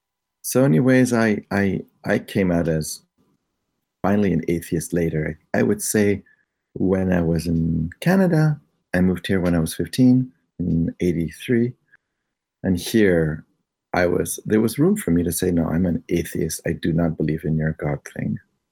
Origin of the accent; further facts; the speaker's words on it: Chicago, Illinois, United States; Later on, I discovered in Chicago, I was growing up in Chicago. Now this is ages 10 to 14, and I was a Boy Scout in Chicago